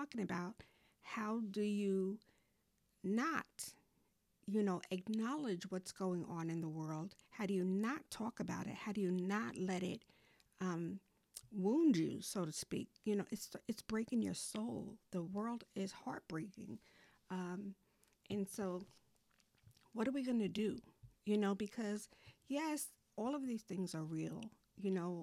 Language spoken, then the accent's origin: English; New York, United States; now in North Carolina, United States; my hometown, New York